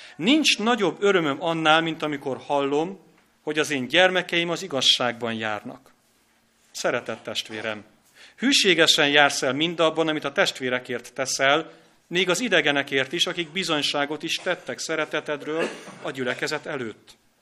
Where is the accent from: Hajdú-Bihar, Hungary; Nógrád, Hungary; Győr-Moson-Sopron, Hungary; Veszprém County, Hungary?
Hajdú-Bihar, Hungary; Hajdúböszörmény; now in Budapest, Hungary; Én is hajdú göszörményi vagyok